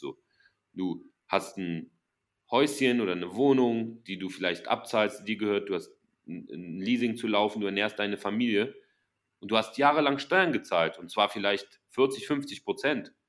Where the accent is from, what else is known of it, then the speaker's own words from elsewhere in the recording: Germany; sehen wir uns als, als Deutsche